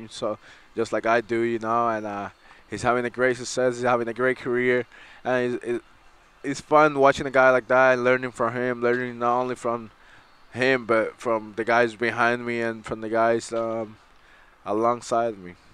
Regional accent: Brooklyn, New York, United States; from Brooklyn, New York.

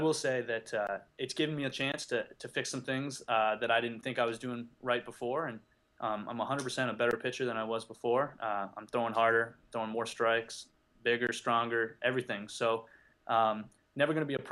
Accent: just outside Toronto, Ontario, Canada; moved away; I grew up in just outside Toronto

